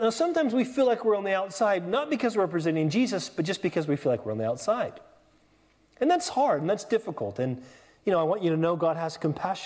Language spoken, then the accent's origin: English; California, United States; moved away as an adult; now in England; I'm from California